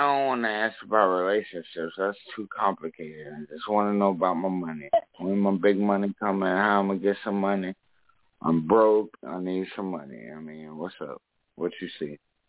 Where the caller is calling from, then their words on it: South Carolina, United States; from South Carolina.